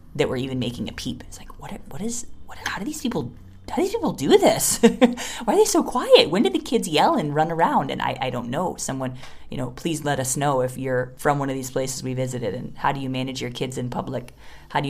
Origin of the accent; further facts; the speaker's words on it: United States; moved away as an adult; now in India; I'm an American